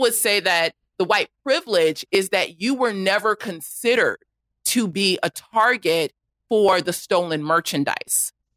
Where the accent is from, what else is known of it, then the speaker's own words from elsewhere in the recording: Los Angeles, California, United States; I grew up in South Los Angeles